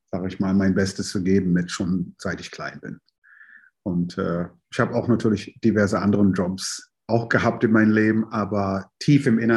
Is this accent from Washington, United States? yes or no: no; New York, United States; also born or lived in London; now in Germany; Ich bin ja, ähm, in London geboren, in New York aufgewachsen und seit äh, 86 in Deutschland und habe schon in diverse Städte in Deutschland auch gewohnt